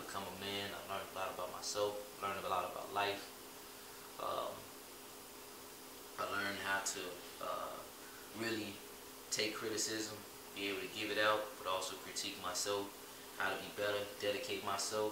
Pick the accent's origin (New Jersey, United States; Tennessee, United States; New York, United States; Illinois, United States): Illinois, United States; Chicago; moved away as an adult; now in Miami, United States; kid from Chicago, born July 16, 92. I was born in Michael Reese Hospital